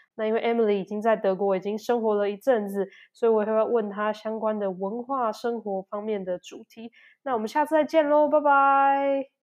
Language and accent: Chinese; Taiwan; now in Germany; 以我台湾人的角度去对讲